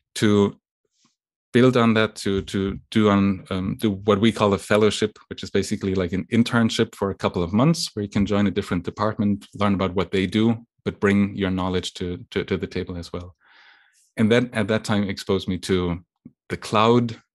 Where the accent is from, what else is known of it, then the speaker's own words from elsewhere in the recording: western Germany, Germany; English is a second language; moved away as an adult; also born or lived in Lake Constance, Germany / East Coast, United States; now in United States; I was born and, and raised in, in Germany. um, on the western side of Germany, very close to the border with France